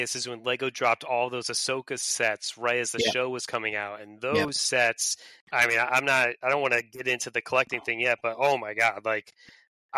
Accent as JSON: {"language": "English", "region": "Connecticut", "country": "United States", "tie": "born or raised there", "also_born_or_lived": "Vermont / Massachusetts / South Carolina", "moved": "as an adult", "lives_now": "Pennsylvania, United States", "said": "I was born and raised in Connecticut"}